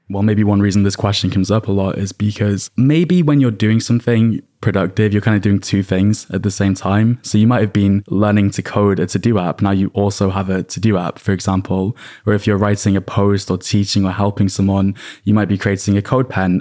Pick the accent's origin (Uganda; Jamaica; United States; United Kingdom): United Kingdom; I'm British